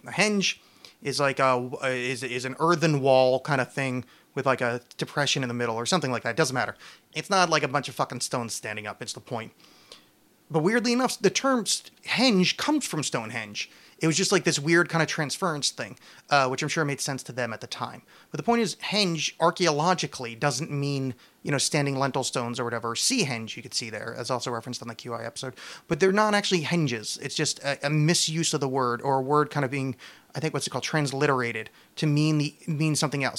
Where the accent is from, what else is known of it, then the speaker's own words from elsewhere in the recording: East Coast, United States; I was raised Catholic and on the East Coast